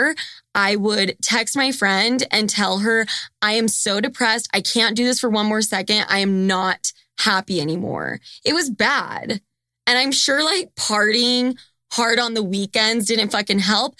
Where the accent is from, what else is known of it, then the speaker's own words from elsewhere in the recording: Draper, Utah, United States; moved away as an adult; now in New York City, United States; from Draper, Utah